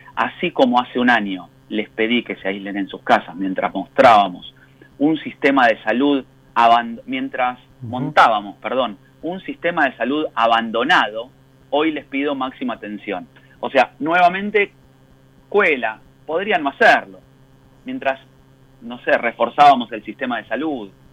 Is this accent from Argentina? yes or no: yes; Argentina; como argentinos